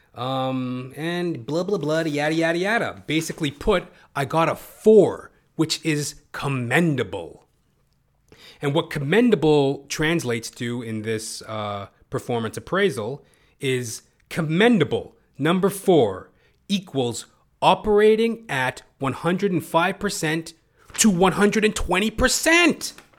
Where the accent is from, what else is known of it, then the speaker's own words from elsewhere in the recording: Toronto, Ontario, Canada; I'm hailing out of Toronto, Canada. You know, I am a Canadian